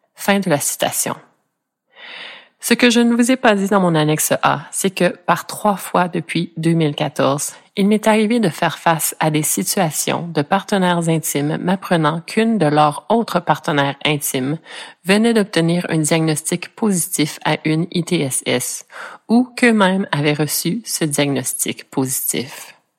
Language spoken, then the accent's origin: French; Ontario, Canada; je suis franco-ontarienne d'origine, donc née dans un coin du pays canadien qui est un parfait melting pot anglais-français